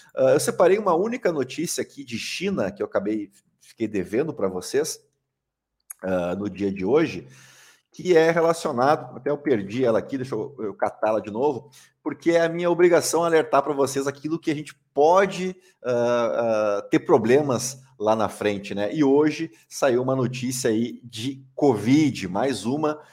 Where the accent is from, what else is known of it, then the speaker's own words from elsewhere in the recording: Brazil; a gente como brasileiro, como contribuinte